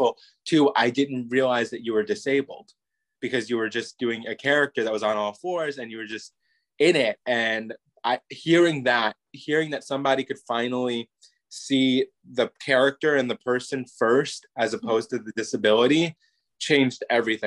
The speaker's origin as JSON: {"language": "English", "region": "New York", "country": "United States", "also_born_or_lived": "Florida", "moved": "yes", "lives_now": "California, United States", "said": "I'm originally from New York, but I was living in Florida as a teenager"}